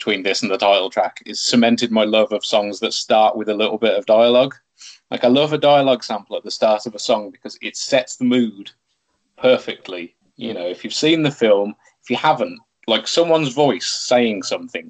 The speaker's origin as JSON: {"language": "English", "town": "Tamworth", "region": "West Midlands", "country": "United Kingdom", "said": "I'm from Tamworth. He's from Tamworth. You know, we're from the same music scene"}